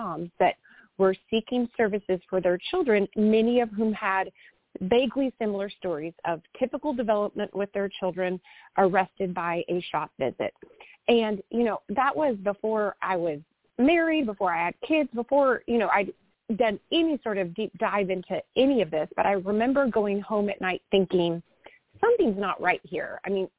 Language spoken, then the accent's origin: English; Austin, Texas, United States; also born or lived in Dallas-Fort Worth area, Texas; I'm a sixth generation Texan and was born and raised in Austin.